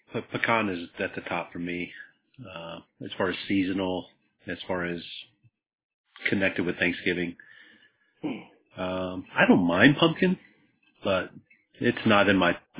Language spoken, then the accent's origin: English; United States; We're American.